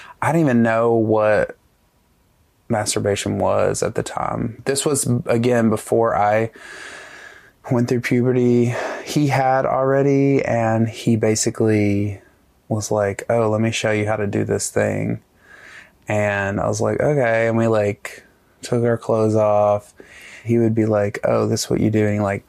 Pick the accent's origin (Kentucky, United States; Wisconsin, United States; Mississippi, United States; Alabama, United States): Alabama, United States; I grew up in North Alabama in a tiny town with like I graduated with like 70 people